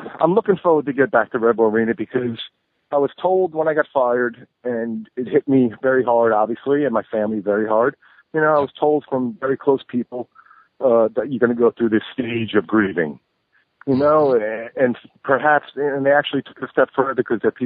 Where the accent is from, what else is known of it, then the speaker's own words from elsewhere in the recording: New York, United States; my hometown